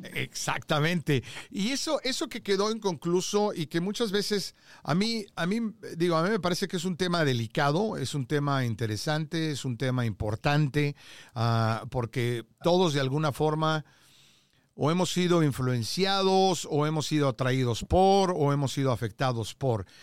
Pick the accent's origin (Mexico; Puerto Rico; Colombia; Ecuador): Mexico; te hablo como mexicano